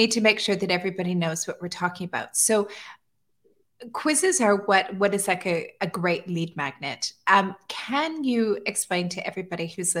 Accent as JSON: {"language": "English", "town": "Calgary", "region": "Alberta", "country": "Canada", "tie": "born or raised there", "moved": "as an adult", "lives_now": "Dubai, United Arab Emirates", "said": "I grew up in Alberta. I grew up in Calgary, which is just south of Edmonton."}